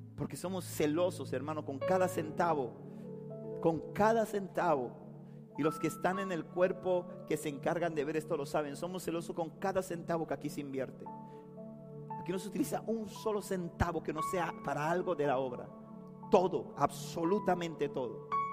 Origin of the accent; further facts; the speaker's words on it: Panama City, Panama; yo nací en Río Abajo